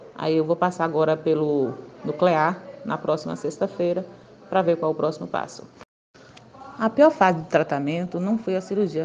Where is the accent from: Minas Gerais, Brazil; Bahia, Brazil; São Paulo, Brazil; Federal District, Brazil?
Bahia, Brazil; Guanambi; Eu sou de Guanambi, na Bahia